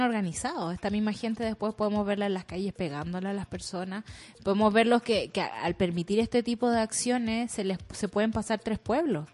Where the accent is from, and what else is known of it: Chile; born or raised there